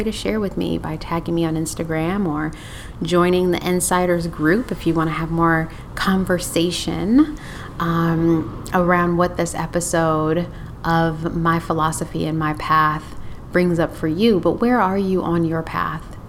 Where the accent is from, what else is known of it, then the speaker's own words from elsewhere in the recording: Detroit, Michigan, United States; moved away; I'm originally from Detroit and I have deep roots connected to Motown